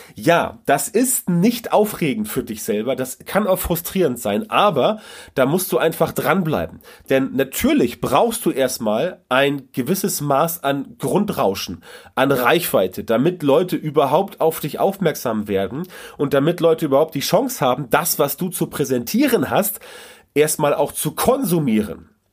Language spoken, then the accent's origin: German; Germany; bei uns in Deutschland